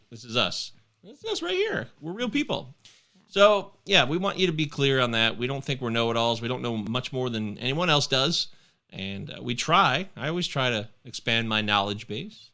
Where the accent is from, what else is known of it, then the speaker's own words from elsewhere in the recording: United States; I'm American